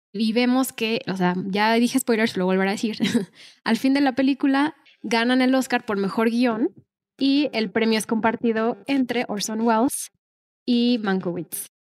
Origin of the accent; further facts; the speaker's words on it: Mexico; nosotros somos de México